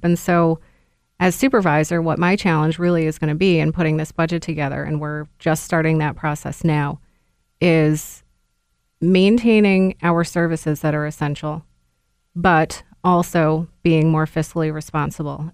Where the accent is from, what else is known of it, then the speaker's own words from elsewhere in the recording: Niskayuna, New York, United States; I was born and raised in Niskiuna